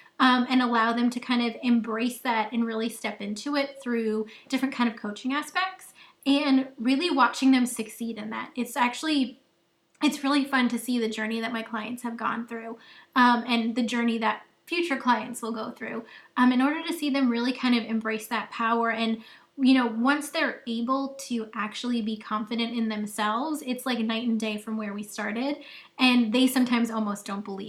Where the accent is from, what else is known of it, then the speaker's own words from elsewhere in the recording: Long Island, New York, United States; moved away as an adult; now in Nashville, United States; I grew up on Long Island